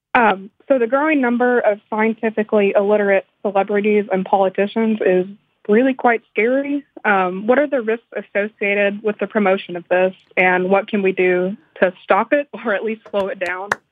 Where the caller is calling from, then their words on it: North Little Rock, Arkansas, United States; calling from North Little Rock, Arkansas